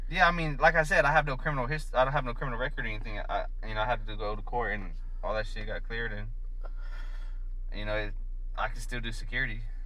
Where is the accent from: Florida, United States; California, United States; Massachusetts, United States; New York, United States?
Florida, United States; Fort Myers; moved away as an adult; also born or lived in Hazlehurst, Georgia; I was raised in South Florida, Fort Myers, until I was 18.